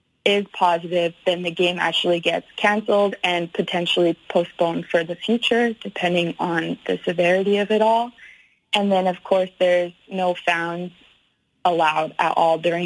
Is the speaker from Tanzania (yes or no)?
no; Canada; moved away as an adult; also born or lived in Alabama, United States; now in Germany; being a Canadian